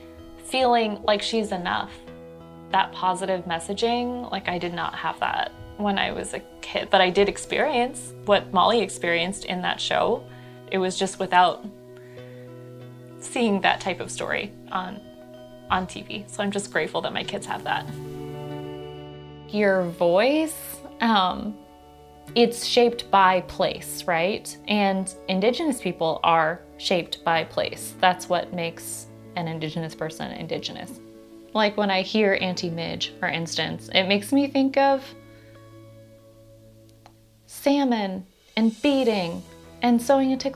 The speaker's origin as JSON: {"language": "English", "region": "Alaska", "country": "United States", "tie": "born or raised there", "said": "growing up in Alaska, I worked in a million different types of jobs"}